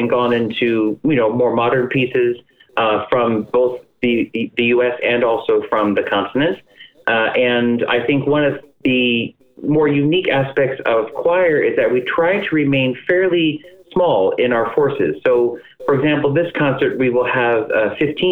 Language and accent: English; Cleveland, Ohio, United States; we're all from the Cleveland area